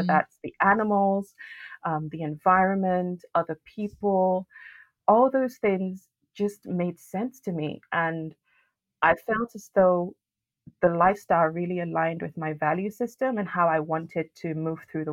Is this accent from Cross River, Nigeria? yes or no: no; Lagos, Nigeria; also born or lived in France; now in United Kingdom; I was actually born and raised in Nigeria, in Lagos City.